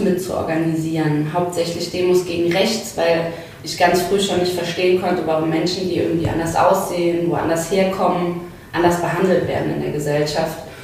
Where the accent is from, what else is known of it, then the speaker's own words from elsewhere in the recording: Saarbrücken, Saarland, Germany; ich bin aus Saarbrücken